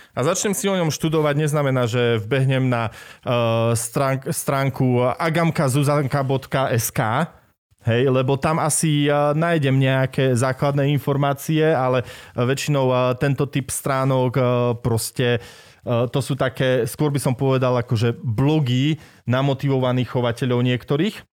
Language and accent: Slovak; Martin, Žilina Region, Slovakia; now in Košice, Slovakia; Ja som Martinčan pôvodne